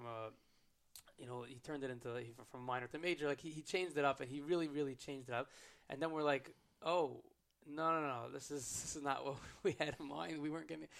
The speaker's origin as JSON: {"language": "English", "country": "United States", "said": "I'm American"}